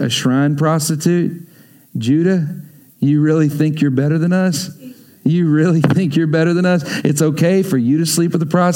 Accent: Texas, United States; I grew up in Texas

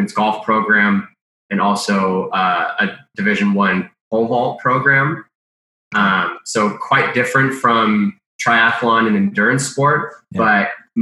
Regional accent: California, United States; I'm from California

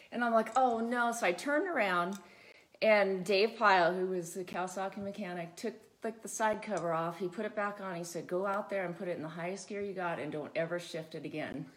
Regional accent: Santa Barbara County, California, United States; I grew up in Santa Barbara County, way out in the mountains

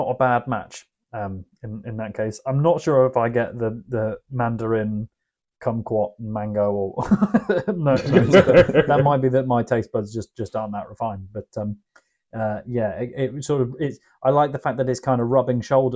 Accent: Yorkshire and the Humber, United Kingdom; apparently I'm from Yorkshire as well

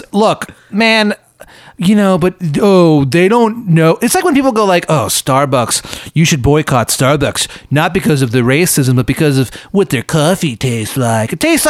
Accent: Virginia, United States; now in Austin, United States; we're from Virginia and we don't really have that. Oh, I'm from Virginia.

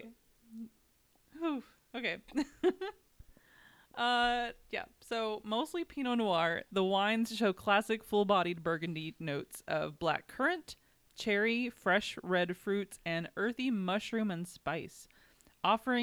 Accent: Kentucky, United States; we're from Kentucky

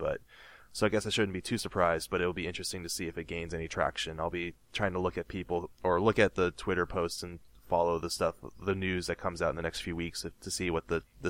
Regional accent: United States; And we're from America, he's from Canada.

